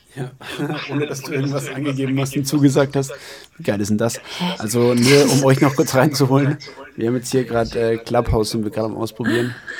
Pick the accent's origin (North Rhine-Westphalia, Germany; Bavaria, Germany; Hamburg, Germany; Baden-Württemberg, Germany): Bavaria, Germany; Baiersdorf; now in Berlin, Germany; hier bei uns in Bayersdorf